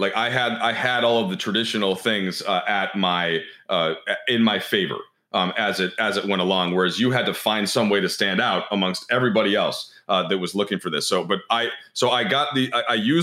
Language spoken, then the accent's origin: English; Minnesota, United States; moved away; my hometown team happened to the Timberwolves